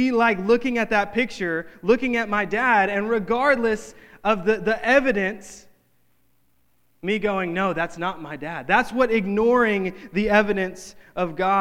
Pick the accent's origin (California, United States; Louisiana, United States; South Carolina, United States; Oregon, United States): Louisiana, United States; North; in my hometown, in North Louisiana